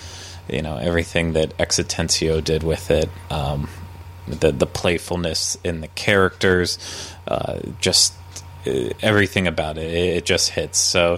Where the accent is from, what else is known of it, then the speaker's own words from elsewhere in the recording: California, United States; As a Californian, and someone who goes to Disneyland very often